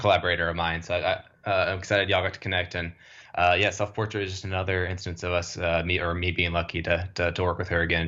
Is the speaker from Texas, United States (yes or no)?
yes; Dallas, Texas, United States; moved away; I'm originally from Dallas